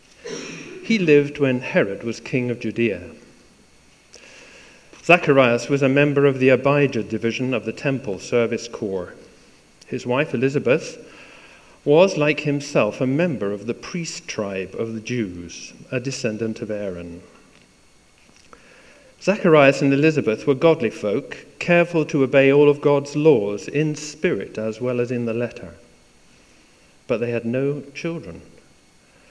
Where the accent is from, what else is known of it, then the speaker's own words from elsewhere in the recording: East Coast of Scotland, United Kingdom; moved away; also born or lived in Perth, Scotland / Wick, Scotland / London; I was raised on the East Coast, believe it or not, born in Perth, all the way up to Wick as well. But then we went to a place called London